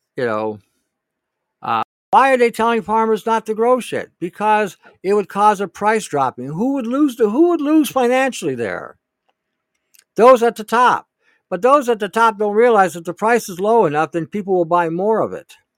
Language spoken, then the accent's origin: English; Detroit, Michigan, United States; I grew up in Detroit at the time